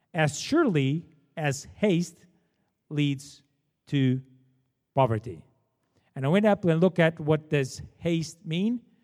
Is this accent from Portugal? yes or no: yes; Portugal; English is a second language; moved away as an adult; now in Canada; I was born in Portugal. I'm Portuguese. That's why I have this terrible accent.